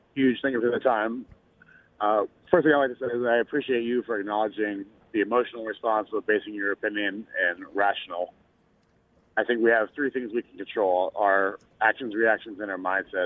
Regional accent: Galveston, Texas, United States; now in Louisiana, United States; I'm a I'm a Texan. I'm a Galveston born, just south of Houston. Grew up watching the Astros

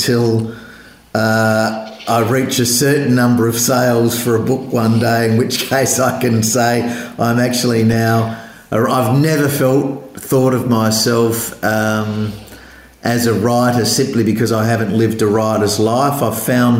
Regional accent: Adelaide, South Australia, Australia; moved away as an adult; now in Sydney, Australia; I grew up in Adelaide before coming back here for work

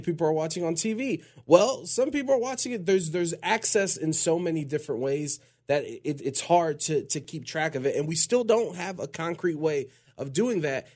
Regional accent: Cleveland, Ohio, United States; I'm from Cleveland

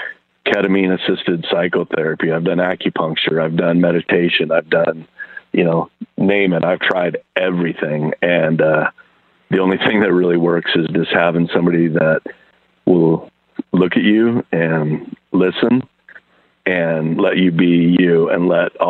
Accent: Idaho, United States; I'm a kid from Idaho.

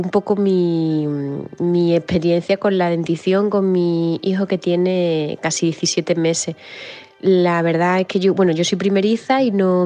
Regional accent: Madrid, Community of Madrid, Spain; soy de Madrid

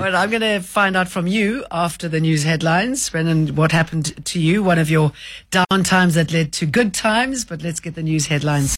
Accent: South Africa; moved away as an adult; I'm South African.

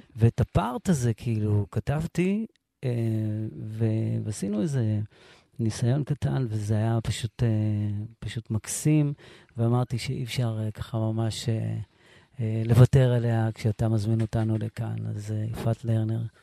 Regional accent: Sderot, Southern District, Israel; also born or lived in Morocco; now in Netiv HaAsara, Israel; אני היחיד משדרות

